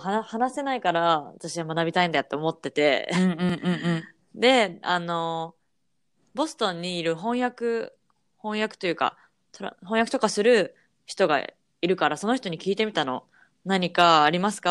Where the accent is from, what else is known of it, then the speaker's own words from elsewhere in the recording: Japan; moved away as an adult; now in United States; 私は日本の義務教育で育った